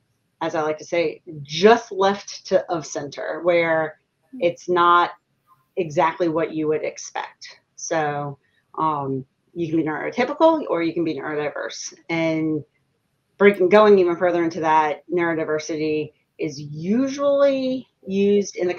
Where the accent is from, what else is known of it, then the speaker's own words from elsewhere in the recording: New Orleans, Louisiana, United States; now in Baton Rouge, United States; I grew up in New Orleans